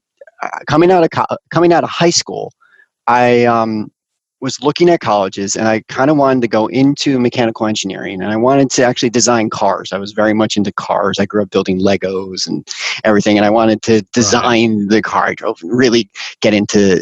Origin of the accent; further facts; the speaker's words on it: Connecticut, United States; I grew up in Connecticut.